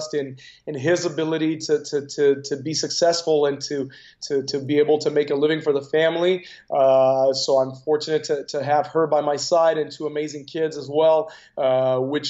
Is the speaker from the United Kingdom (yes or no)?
no; Canada; as a Canadian